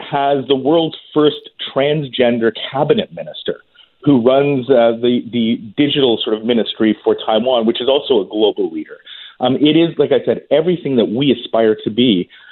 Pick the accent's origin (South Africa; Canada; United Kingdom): Canada; as a Canadian